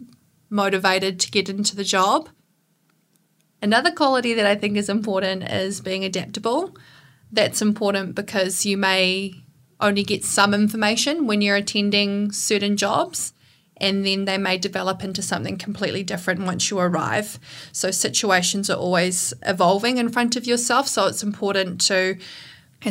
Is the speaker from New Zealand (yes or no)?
yes; Masterton, Wellington, New Zealand; I grew up in Masterton.